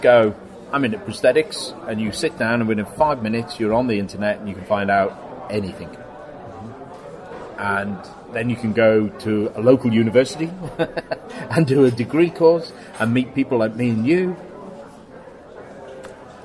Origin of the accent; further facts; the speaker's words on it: Liverpool, North West England, United Kingdom; I grew up in Liverpool, not much of a film industry there.